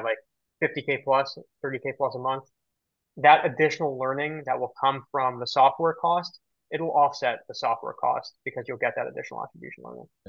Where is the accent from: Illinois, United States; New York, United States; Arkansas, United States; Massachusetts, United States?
New York, United States; New York City; I've been on the island of Manhattan my entire life